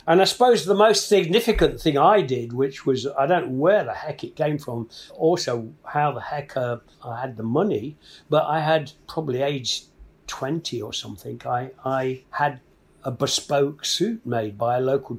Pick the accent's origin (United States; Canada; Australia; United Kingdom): United Kingdom; Nottingham, East Midlands; my hometown of Nottingham